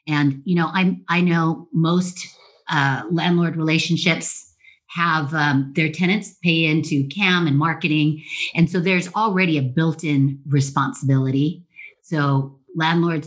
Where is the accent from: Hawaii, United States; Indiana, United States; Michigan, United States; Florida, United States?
Hawaii, United States; North Shore of Oahu; I grew up in Hawaii, North Shore of Oahu.